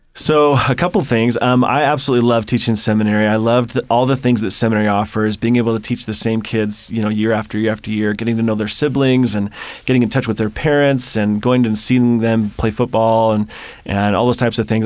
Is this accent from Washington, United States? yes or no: yes; Seattle, Washington, United States; moved away; I grew up in the Seattle area